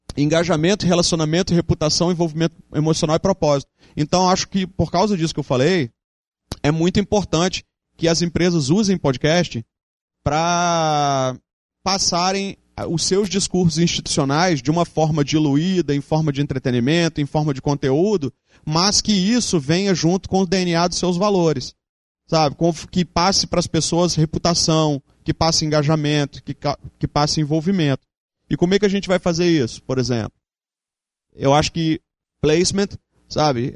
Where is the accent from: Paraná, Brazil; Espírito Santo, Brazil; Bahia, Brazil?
Espírito Santo, Brazil; moved away as an adult; also born or lived in Santa Maria, Rio Grande do Sul; eu sou capixaba, sempre fui, voltei para cá por isso, mas eu morei cinco anos no Rio Grande do Sul